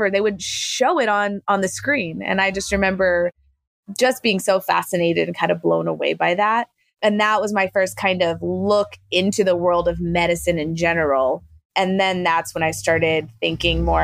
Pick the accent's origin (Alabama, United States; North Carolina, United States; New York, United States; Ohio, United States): North Carolina, United States; Fort Bragg; born there; also born or lived in Germany / Virginia / Panama; I was born in North Carolina at Fort Bragg. We let's see traveled spent a couple years in Germany, spent a couple years in a few different places in Virginia, spent a couple years in Panama down in Central America